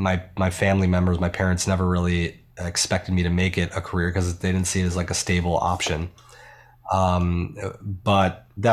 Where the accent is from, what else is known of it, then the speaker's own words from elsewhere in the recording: Buffalo, New York, United States; Like, upstate New York.